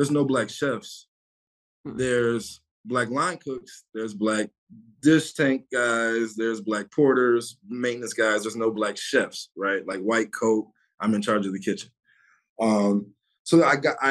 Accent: Detroit, Michigan, United States; I'm from Southwest Detroit

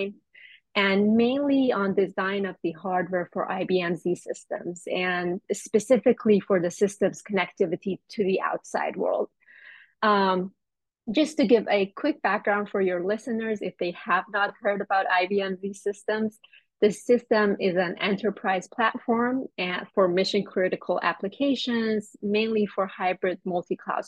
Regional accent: Iran; moved away as an adult; now in United States; I'm originally from Iran, and I moved to the United States for graduate school

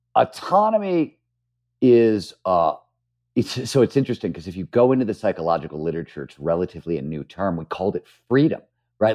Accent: Cleveland, Ohio, United States; moved away; also born or lived in San Francisco; when I was growing up in Cleveland, Ohio, I wanted to be a writer

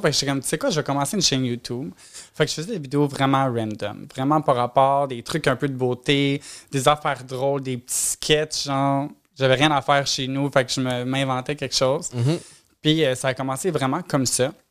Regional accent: Repentigny, Quebec, Canada

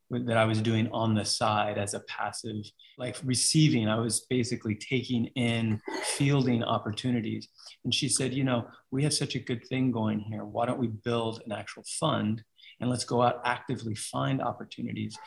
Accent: New York City, New York, United States; I grew up in New York. I was a street rat, straight up, like grew up in the streets.

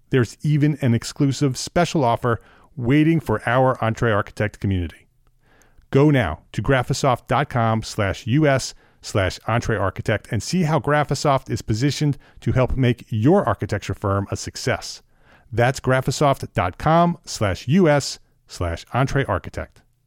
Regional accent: Paramus, New Jersey, United States; now in Charlotte, United States; I grew up in New Jersey, in Paramus, New Jersey, Bergen County, uh, northern New Jersey

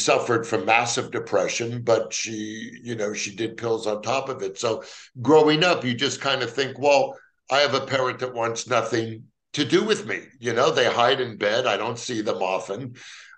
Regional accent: Los Angeles, California, United States; born or raised there

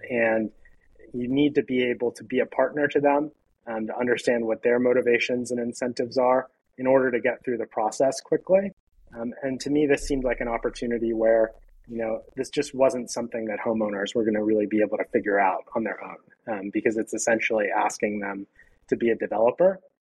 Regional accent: Pittsburgh, Pennsylvania, United States; Pittsburgh, which is my hometown.

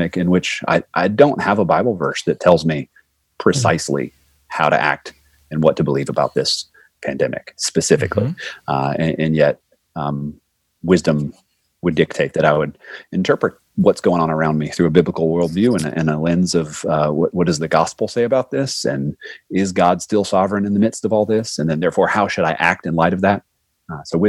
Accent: Florida, United States; moved away; I'm from Florida

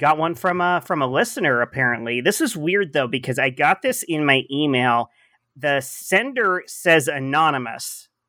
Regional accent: Canyon Country, California, United States; Although I grew up in Canyon Country, I never went to a single bar there.

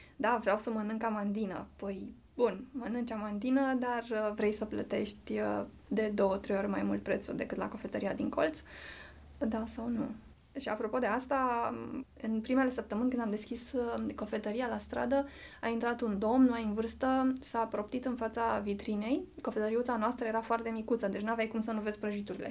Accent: Muntenia, Romania; eu sunt munteancă

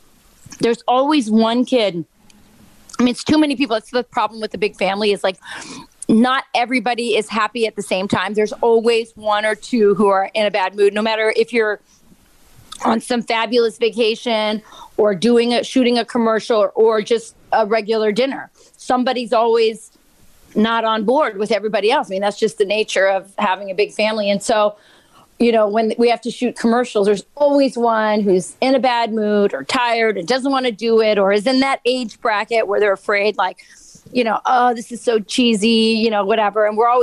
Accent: Arizona, United States; also born or lived in Spain / England / Turkey / Peru; As you know, Jason, I grew up in Arizona, but I grew up in a military family. And so I grew up overseas mostly and in all kinds of countries, Spain, England, Turkey, Peru.

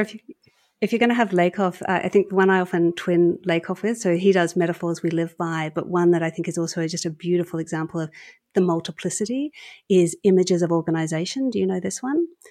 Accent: Australia; I was sort of captain of the Australian debating team

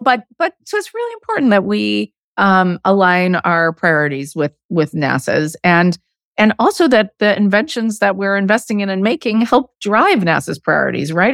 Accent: Arizona, United States; moved away; I grew up in Arizona

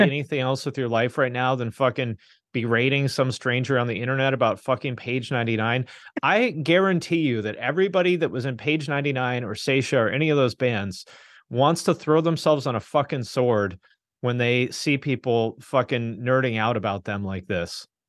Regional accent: Seattle, Washington, United States; moved away; also born or lived in Bellingham, Washington / Cincinnati; I grew up in the Seattle area

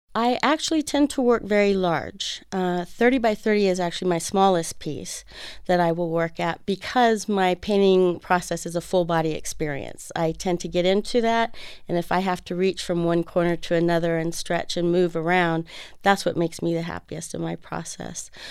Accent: Fresno, California, United States; moved away as an adult; now in Arizona, United States; I grew up in Fresno, California

